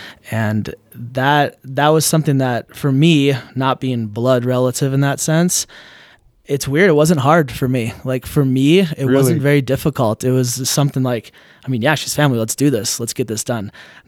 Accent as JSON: {"language": "English", "region": "Idaho", "country": "United States", "tie": "born or raised there", "said": "And growing up in Idaho and having that conservative mindset as well has helped me stay grounded"}